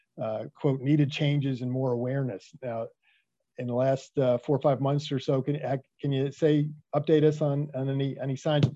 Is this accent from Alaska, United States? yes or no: no; New York City, New York, United States; Actually, I'm from the Bronx